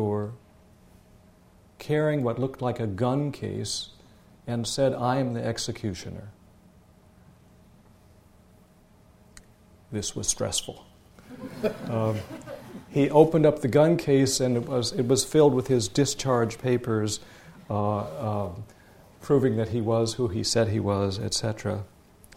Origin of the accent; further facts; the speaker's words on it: Sioux City, Iowa, United States; moved away; also born or lived in Palo Alto / Jerusalem / Boston; Sioux City, Iowa, my hometown where I grew up.